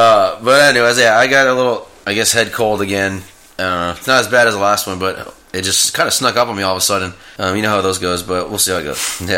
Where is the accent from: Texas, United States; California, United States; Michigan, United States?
Texas, United States; now in Nashville, United States; we're from Texas originally, where the weather is extremely bipolar there.